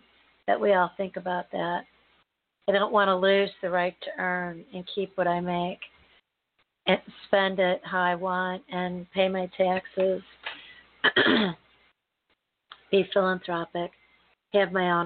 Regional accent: United States; I'm an American, born and bred, raised and lived here my entire life

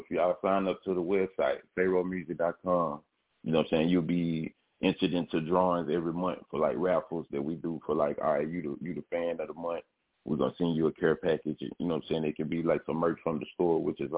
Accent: Memphis, Tennessee, United States; Born and raised in Memphis

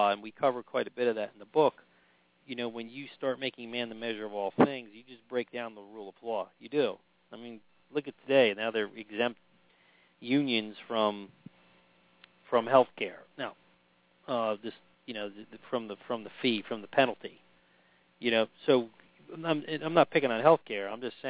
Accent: New York, United States; also born or lived in Washington, D.C.; But, I come from New York and Washington, D.C., where, you know, I have friends of just about every color, shade, you name it, ethnicity, religious background, and we all got along pretty good.

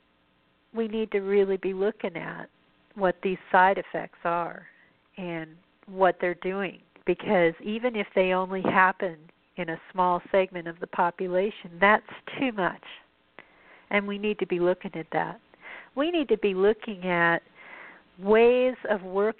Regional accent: Colorado, United States; where I grew up in Colorado

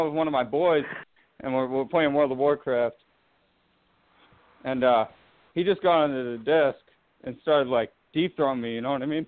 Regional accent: Boston, Massachusetts, United States; from Boston

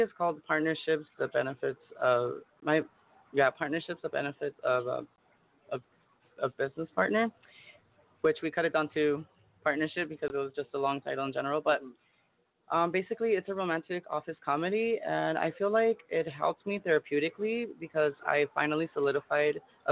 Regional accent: El Monte, California, United States; moved away as an adult; now in East Los Angeles, United States; I'm actually from the SGV. I'm from El Monte. And I actually moved to East Los probably 2 years

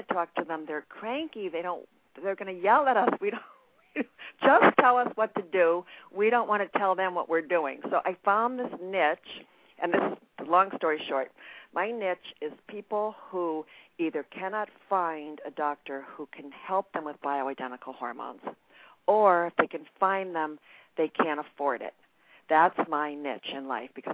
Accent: New York, United States; I'm from New York

